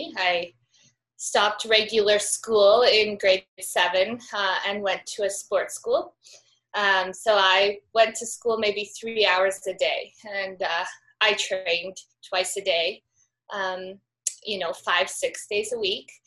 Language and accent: English; Calgary, Alberta, Canada; I'm from Canada, so in the Rockies. I grew up in Calgary, which is a big city